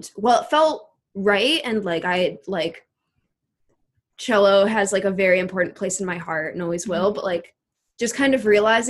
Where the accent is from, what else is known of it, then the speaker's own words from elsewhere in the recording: Chicago, Illinois, United States; moved away as an adult; now in Minneapolis, United States; originally Chicago and now Minneapolis